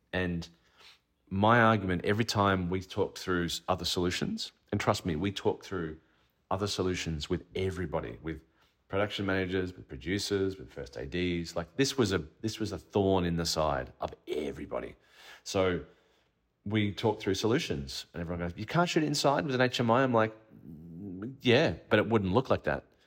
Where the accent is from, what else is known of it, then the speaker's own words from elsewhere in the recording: Australia; As an Australian filmmaker